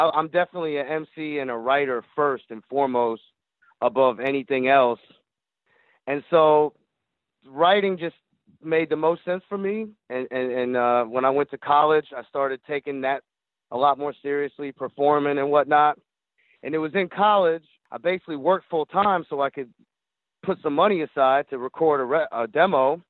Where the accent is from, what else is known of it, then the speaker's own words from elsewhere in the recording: Jacksonville, Florida, United States; also born or lived in Michigan; As a young teenager, growing up in Jacksonville, Florida